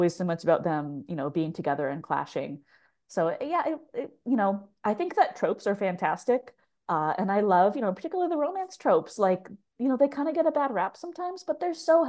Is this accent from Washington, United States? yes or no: yes; Tacoma, Washington, United States; moved away as an adult; I grew up in Tacoma, Washington. I haven't lived there full time since I was like 19